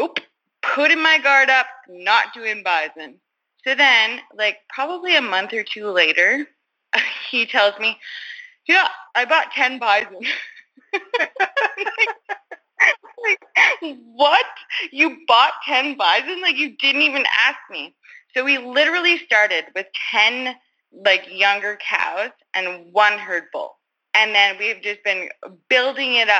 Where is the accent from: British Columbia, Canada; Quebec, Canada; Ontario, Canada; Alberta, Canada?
Alberta, Canada; I am from Maresorbe, Alberta